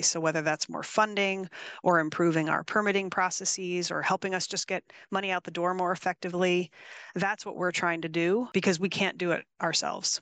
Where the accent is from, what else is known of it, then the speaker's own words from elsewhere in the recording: East Coast, United States; now in California, United States; I grew up on the East Coast